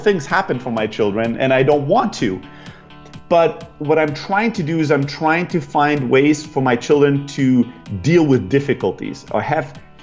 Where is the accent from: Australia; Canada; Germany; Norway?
Germany; moved away as an adult; also born or lived in Greece / San Francisco; I'm originally from Greece, grew up in Germany, kind of factory worker, family, typical immigrants